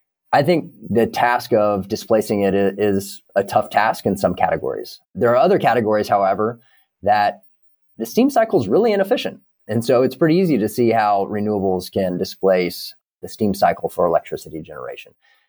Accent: Kansas, United States; I grew up in Kansas. I know a lot of people who know a lot about ag.

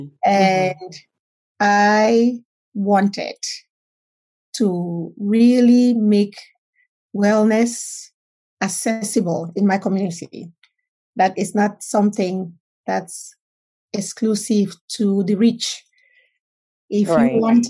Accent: Cameroon; now in United States; I am originally from Cameroon, West Africa. I came to the United States some 31 years ago.

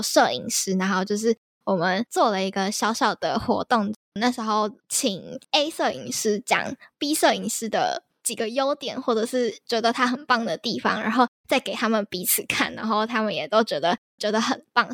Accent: Yilan County, Taiwan; born or raised there; moved away

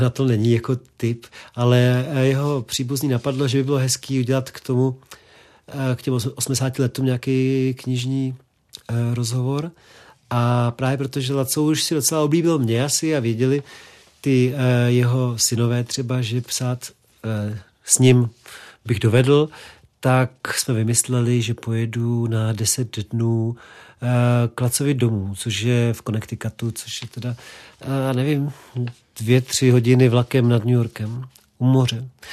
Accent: Prague, Czechia; Já jsem vyrůstal vlastně v Krči

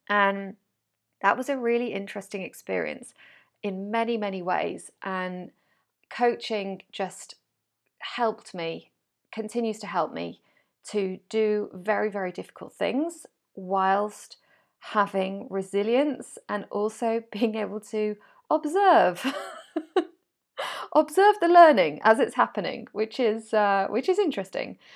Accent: Wales, United Kingdom; moved away as an adult; also born or lived in France; now in Spain; I was born in Wales. I grew up in Wales.

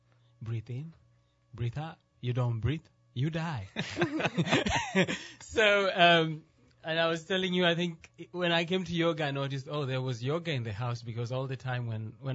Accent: Nairobi, Kenya; moved away as an adult; now in New Orleans, United States; From Nairobi, Kenya

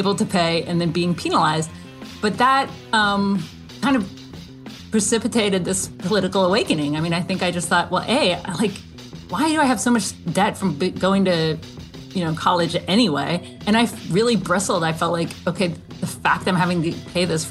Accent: Athens, Georgia, United States; Growing up in Athens, you know, my parents were like always, you know, on the brink

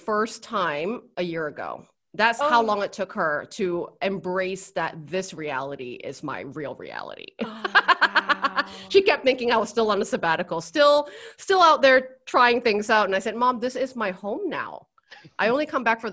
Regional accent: Vancouver, British Columbia, Canada; moved away as an adult; now in Bali, Indonesia; I'm originally from Vancouver, Canada

